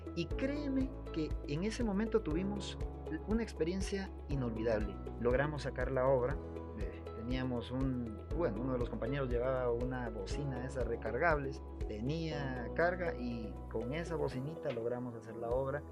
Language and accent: Spanish; Guatemala; Somos guatemaltecos